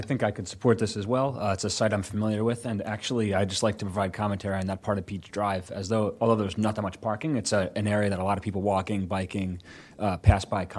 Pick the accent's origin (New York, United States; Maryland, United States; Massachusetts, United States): Maryland, United States; Eastern Shore; An area where I grew up on the Eastern Shore in Maryland